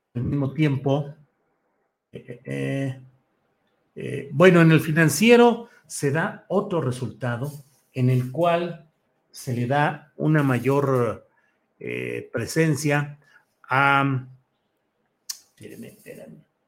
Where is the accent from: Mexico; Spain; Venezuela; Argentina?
Mexico; Torreón, Coahuila; moved away; also born or lived in Guadalajara; Yo nací en Torreón, Coahuila